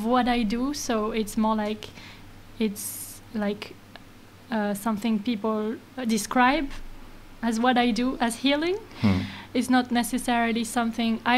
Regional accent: Paris, Île-de-France, France; also born or lived in Bristol; now in Berlin, Germany; I come from Paris and France.

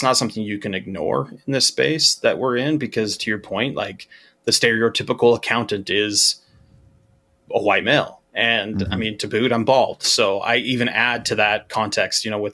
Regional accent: Utah, United States; I grew up in Utah

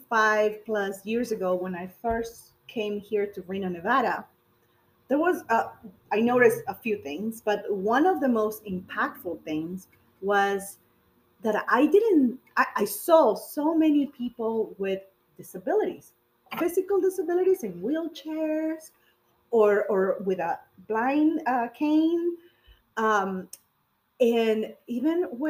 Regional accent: Peru; born or raised there; now in United States

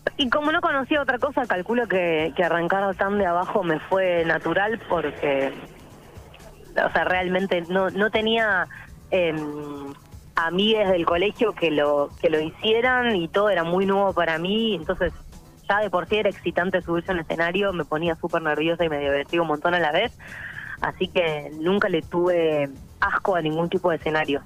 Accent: Buenos Aires, Argentina; also born or lived in Córdoba, Argentina; soy súper mega porteña de, capital, y eh, de corazón cordobés

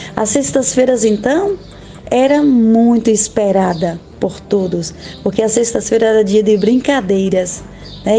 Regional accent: Brazil; now in Quixaba de Santa Rita, Brazil; Escola São Tiago, de Pedra Grande do Cortume, onde nasci e onde iniciei minha trajetória como estudante

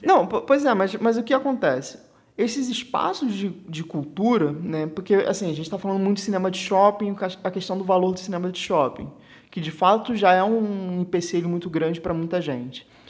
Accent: Rio de Janeiro, Brazil; a gente é do Rio de Janeiro, né, você é da capital e eu, né, do estado

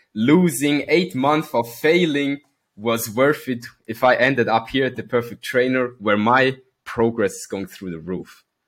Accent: Switzerland; I come from Switzerland. Born and raised

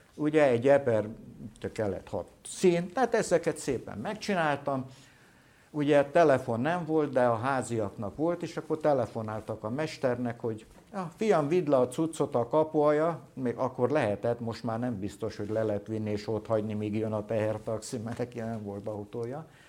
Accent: Solymár, Pest, Hungary; ott születtem én

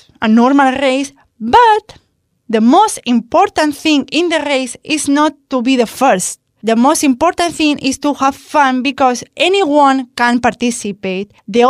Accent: Madrid, Community of Madrid, Spain; English is a second language; because I spend this festivity in my hometown, but a lot of people travel only to be part in this race because it's so funny and it's a big tradition in Madrid.

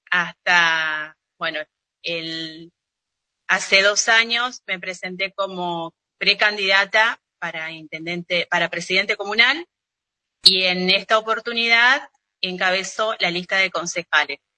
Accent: Monte Vera, Santa Fe, Argentina; Eh, tengo, bueno, nací acá en Montevera, estudié, y se eh, formé mi familia, mi vida se desarrolla en esta localidad, que ahora fue recientemente declarada ciudad.

